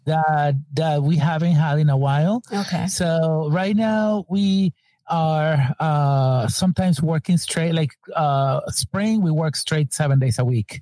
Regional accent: Venezuela; now in New York, United States; we're both from Venezuela.

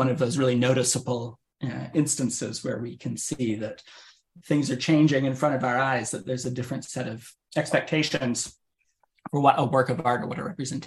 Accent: Maine, United States; I grew up in Maine

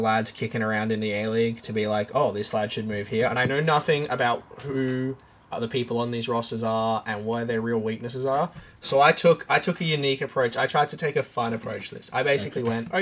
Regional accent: Brisbane, Queensland, Australia; I'm from Brisbane

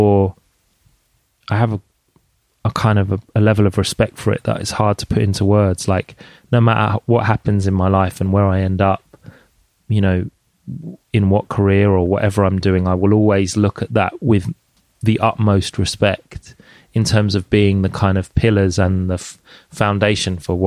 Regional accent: London, United Kingdom; I grew up in Jungle in London

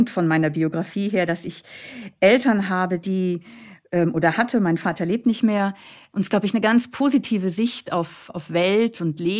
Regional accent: Flensburg, Schleswig-Holstein, Germany; Ich komme aus Flensburg, das heißt, ich habe da am Hamburger Hauptbahnhof erstmal eine Stunde alleine um neun Uhr äh, da äh, gewartet

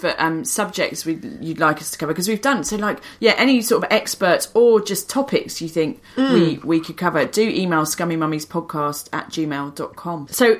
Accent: England, United Kingdom; I'm quite English about that sort of thing.

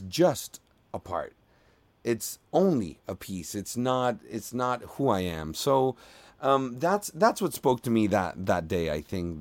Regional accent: Margarita Island, Nueva Esparta, Venezuela; English is a second language; moved away as an adult; also born or lived in Miami; now in Los Angeles, United States; originally I am from Venezuela. I grew up in Venezuela, specifically in Margarita Island

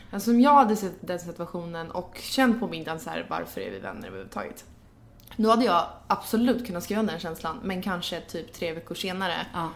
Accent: Gnesta, Södermanland, Sweden; jag kommer från Gnesta utanför Stockholm

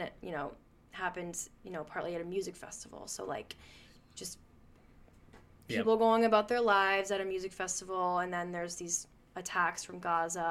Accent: Melrose, Massachusetts, United States; growing up in Melrose, where I'm from, our temple's really small in Melrose

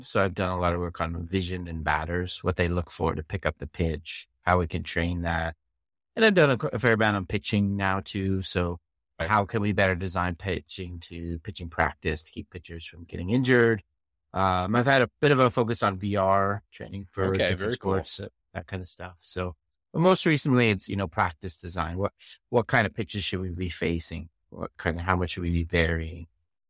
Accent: Canada; now in Arizona, United States; So I'm originally from Canada.

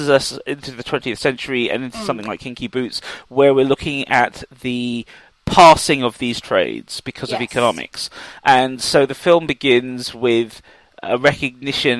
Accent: England, United Kingdom; growing up in England

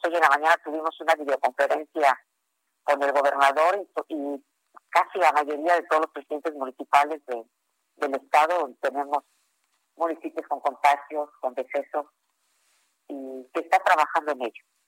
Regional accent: Acapulco, Guerrero, Mexico; ese amor a mi tierra

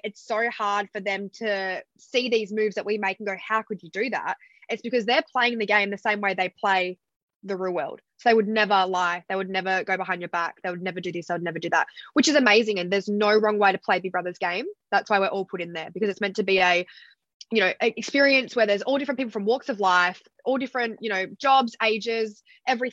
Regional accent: Fremantle, Western Australia, Australia; moved away as an adult; also born or lived in New York; now in New South Wales, Australia; I actually grew up in Fremantle. I only moved away from home at 18, went to live in New York.

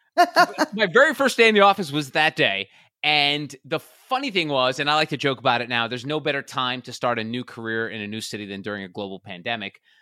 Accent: New Jersey, United States; now in Charleston, United States; I'm originally from the New York City area, born and raised in New Jersey, currently in Charleston, South Carolina

